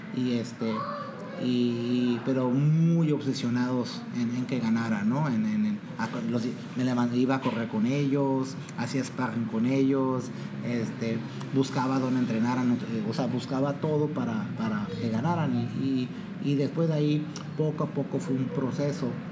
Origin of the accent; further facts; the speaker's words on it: Mexico; yo soy mexicano